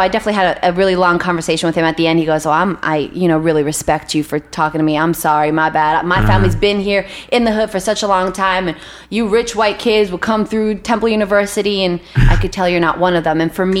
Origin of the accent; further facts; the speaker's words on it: Israel; born there; I am Jewish, I was born in Israel